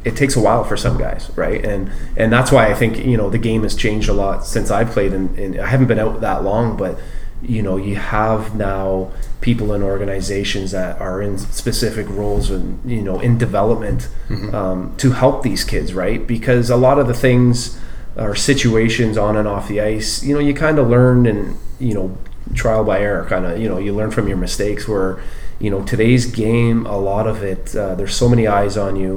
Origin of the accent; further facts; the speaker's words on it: Oshawa, Ontario, Canada; growing up in Oshawa